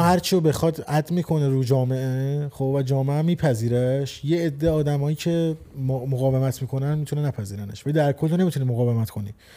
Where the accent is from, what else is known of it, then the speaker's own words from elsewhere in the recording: Iran; 26 سال توی جمهوری اسلامی ایران زندگی کردم خب و اونجا آموزش دیدم توی اون فرهنگ و اون خانواده بزرگ شدم